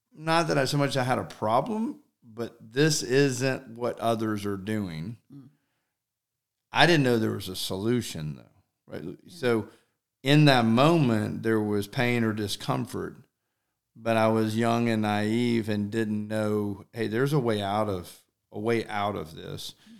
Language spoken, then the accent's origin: English; Alpharetta, Georgia, United States; I'm pretty much born and raised in Alpharetta